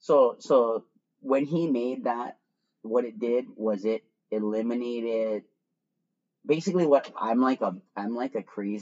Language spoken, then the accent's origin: English; Miami, Florida, United States; There was more of us there. I come from Miami.